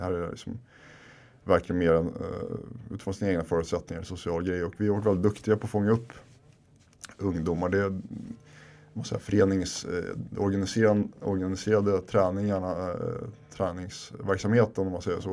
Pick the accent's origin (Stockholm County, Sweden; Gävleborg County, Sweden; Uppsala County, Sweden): Stockholm County, Sweden; Stockholm; moved away as an adult; also born or lived in Husby / Finland (parents); now in Sundbyberg, Sweden; jag är uppvuxen här i Kista där vi sitter nu andra generationens invandrare, mina föräldrar är från Finland